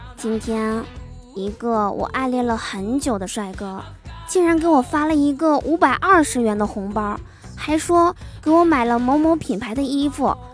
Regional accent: Liaoning, China; 我们辽宁这边儿

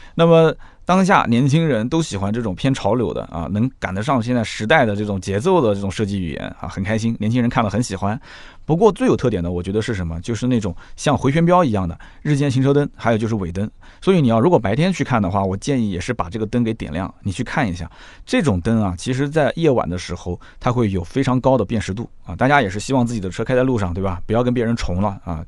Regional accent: Nanjing, Jiangsu, China; 我们南京人

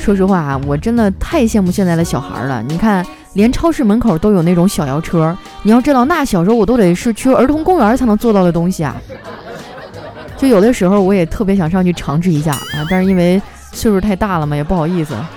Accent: Harbin, Heilongjiang, China; moved away; 我老家哈尔滨还下雪了呢

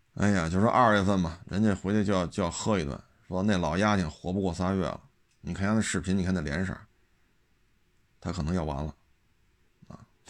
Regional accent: China; 咱们内地人

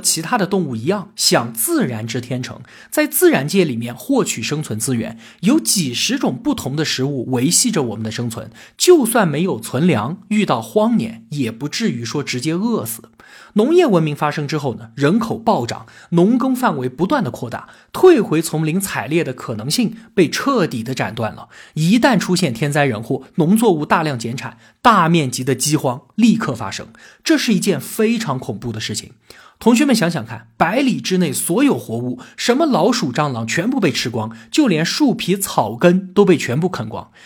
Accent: China; 我们中国人呢，就是北京周口店员人和云南元谋人的后裔

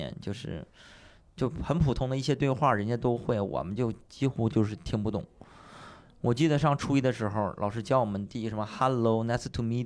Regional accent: Panjin, Liaoning, China; 新家也在盘锦啊，也没出来。哼，三线的一个城市，我学英英语很晚很晚，跟这些城里的孩子比，那时候在农村嘛。

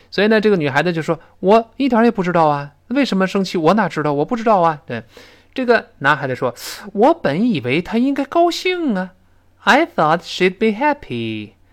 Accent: China; 我们中国人

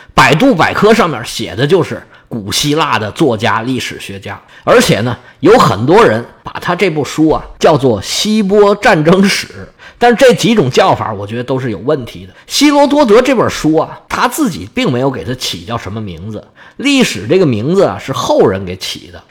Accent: China; 我们中国人

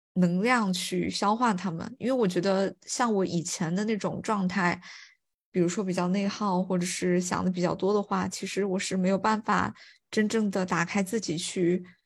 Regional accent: Fuling, Chongqing, China; moved away; 我跟我妈妈在福临城里面散步，然后因为我是出生在那个地方

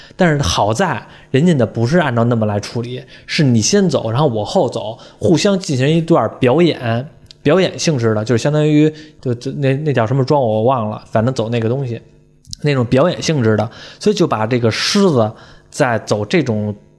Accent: northern China, China; 我是北方人

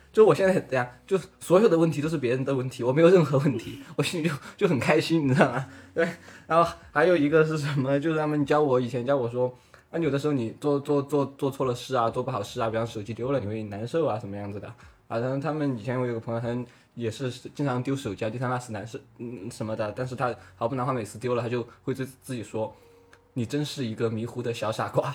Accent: Chongqing, China; 我是重庆人嘛

